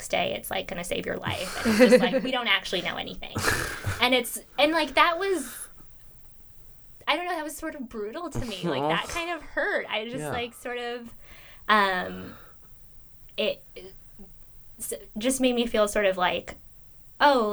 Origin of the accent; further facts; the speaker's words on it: Los Angeles, California, United States; I'm from Los Angeles